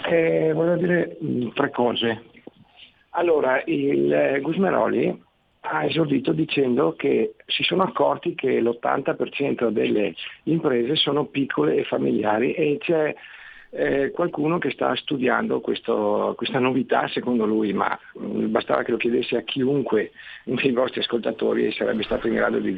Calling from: Como, Lombardy, Italy; Pronto, buongiorno. … siamo da Como.

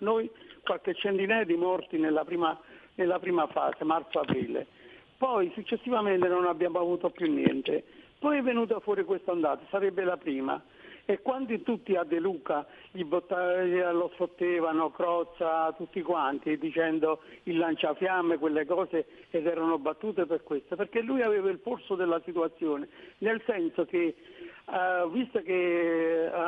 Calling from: Naples, Campania, Italy; Siamo da Napoli.

